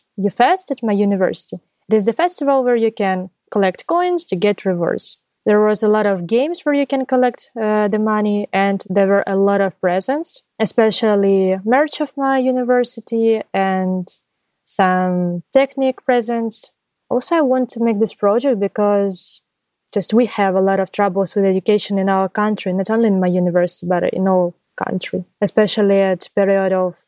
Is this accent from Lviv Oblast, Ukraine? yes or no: no; Zaporizhzhia, Zaporizhzhia Oblast, Ukraine; I'm from Ukraine, from Zaporizhia